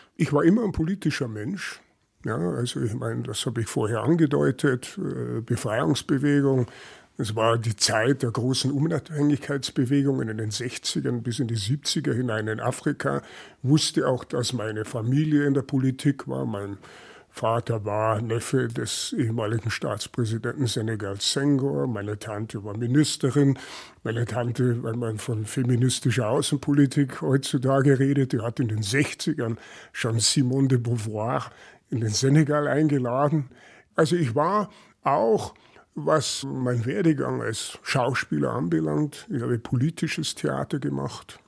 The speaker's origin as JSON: {"language": "German", "town": "Großköllnbach", "region": "Bavaria", "country": "Germany", "tie": "born or raised there", "also_born_or_lived": "Munich", "said": "in Niederbayern, Großkölnbach, 1200 Einwohner, jeder kannte jeden, jeder kannte meinen Opa"}